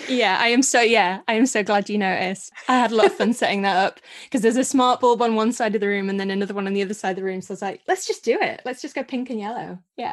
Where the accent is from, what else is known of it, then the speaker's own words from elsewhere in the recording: Scarborough, Yorkshire and the Humber, United Kingdom; I'm from Yorkshire and a little town called Scarborough